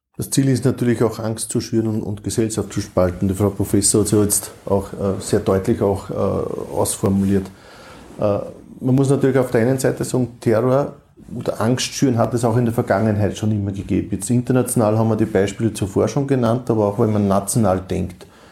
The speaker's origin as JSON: {"language": "German", "country": "Austria", "said": "bei uns in Österreich"}